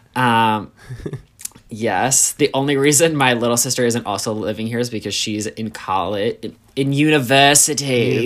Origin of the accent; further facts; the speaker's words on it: suburbs of New York City, United States; I'm from just outside of New York City. Grew up in the suburbs